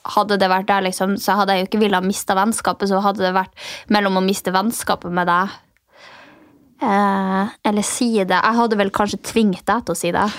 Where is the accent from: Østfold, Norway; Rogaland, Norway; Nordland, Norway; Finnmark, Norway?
Finnmark, Norway; siden jeg er fra Finnmark